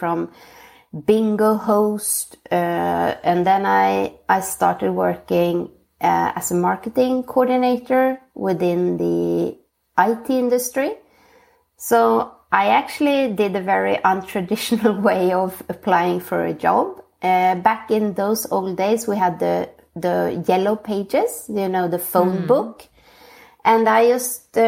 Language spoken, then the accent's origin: English; Västerås, Västmanland, Sweden; moved away as an adult; also born or lived in Asia Pacific / Finland (parents); now in Oslo, Norway; I'm born and brought up in Sweden in a small town called Västerås near Stockholm